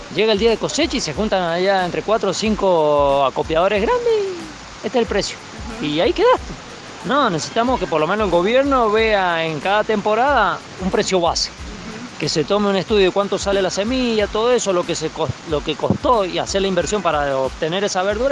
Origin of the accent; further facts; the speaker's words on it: Fray Luis Beltrán, Mendoza, Argentina; soy de Fralí Beltrán